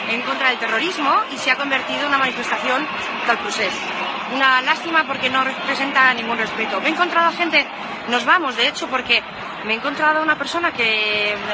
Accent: Catalonia, Spain; estoy en mi pueblo, estoy en España, estoy en Cataluña, que es parte de España.

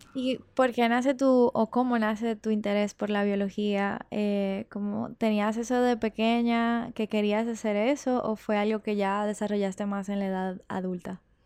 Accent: Dominican Republic; somos dominicanos y dominicanas

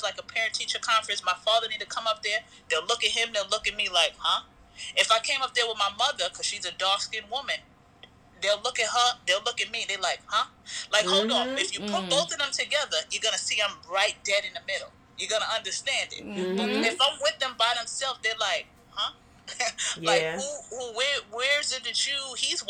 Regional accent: New York City, New York, United States; I was born in Brooklyn. It's called Brooklyn Heights. Right now, it's called Dumbo, right?

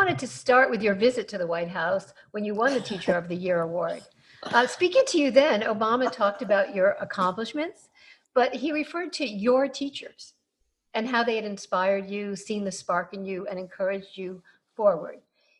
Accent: Connecticut, United States; Connecticut, my home state

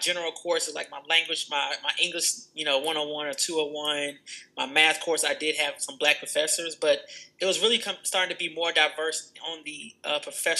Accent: Atlanta, Georgia, United States; From Atlanta, Georgia. Not born, but raised. Mom moved here when I was 1 year old in the 90s

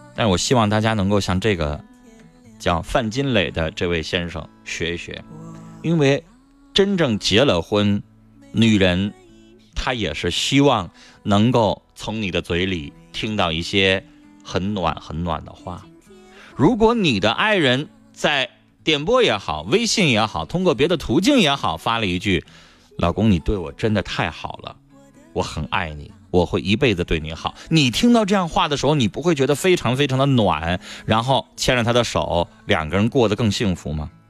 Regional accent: Northeast China, China; accent: Northeastern; 我们东北话

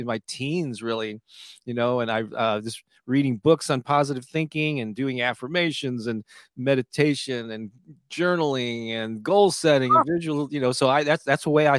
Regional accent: St. Louis, Missouri, United States; So I'm born and raised in St. Louis, Missouri, on the Mississippi River, you know?

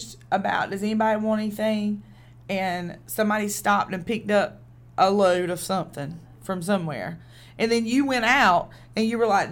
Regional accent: the South Side, North Carolina, United States; now in Newburgh; I'm from the South Side, born and bred.

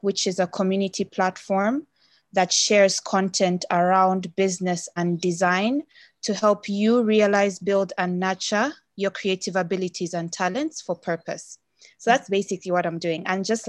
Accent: Uganda; moved away as an adult; also born or lived in Kenya / China; I'm from Uganda. I'm a visual designer.

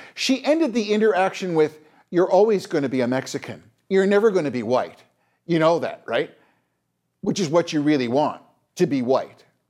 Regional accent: Canada; as a Canadian

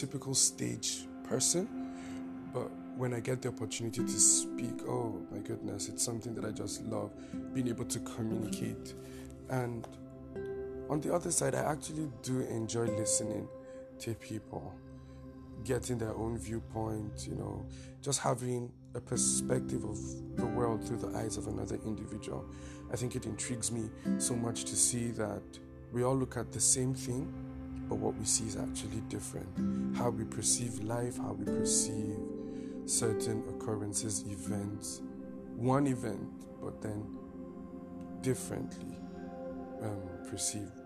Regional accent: Taraba, Nigeria; now in Abuja, Nigeria; I'm from Taraba State, Chamba by tribe

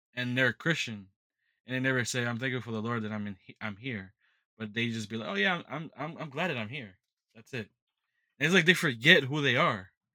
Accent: United States; I'm an American

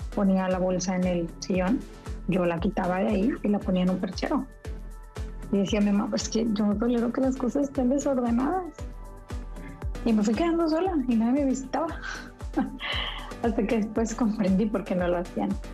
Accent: Monterrey, Nuevo León, Mexico; Yo soy de Monterrey

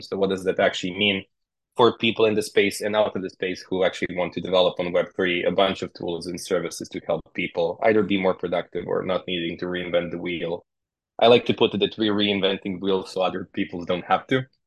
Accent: Serbia; We're from Serbia, so in Eastern Europe

